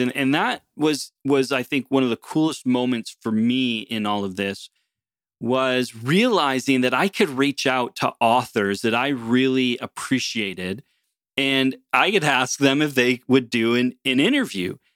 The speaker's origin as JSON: {"language": "English", "country": "United States", "moved": "yes", "lives_now": "Canada", "said": "originally as an American, having come to Canada"}